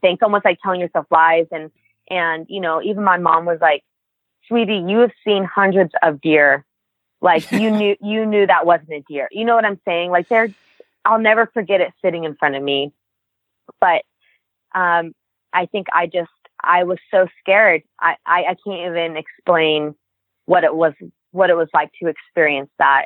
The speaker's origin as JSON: {"language": "English", "town": "Reno", "region": "Nevada", "country": "United States", "said": "I'm from Reno, Nevada"}